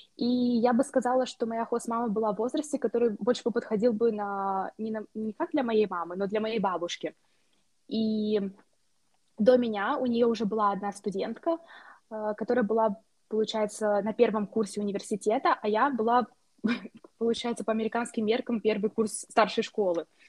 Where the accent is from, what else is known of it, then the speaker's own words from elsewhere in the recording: Moldova; moved away as an adult; also born or lived in United States; now in Hungary; я из Молдовы